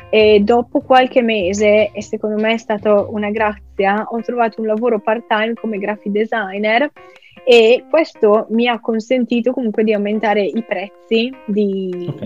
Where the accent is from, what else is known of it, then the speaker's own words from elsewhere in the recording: Soresina, Lombardy, Italy; moved away as an adult; now in Brighton, United Kingdom; sono originaria di Soresina, che è un piccolissimo paese in Lombardia